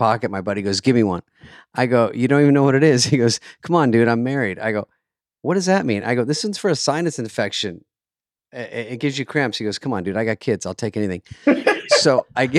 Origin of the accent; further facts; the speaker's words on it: Arizona, United States; now in Los Angeles, United States; I'm from Arizona, so I like this side of the country.